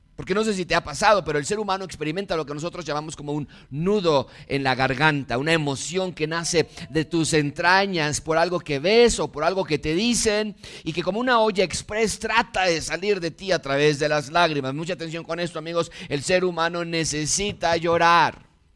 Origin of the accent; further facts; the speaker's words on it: Mexico; Nací en México